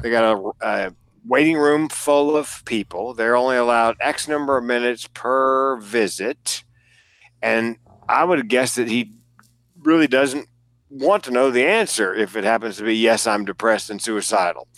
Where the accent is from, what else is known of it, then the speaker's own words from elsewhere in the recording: the South, United States; I'm from the South. I grew up there